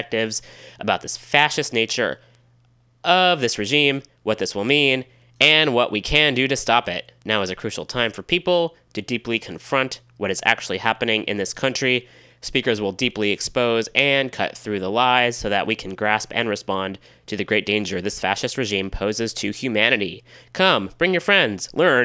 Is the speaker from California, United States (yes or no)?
yes; Richmond, California, United States; in Richmond, California, my hometown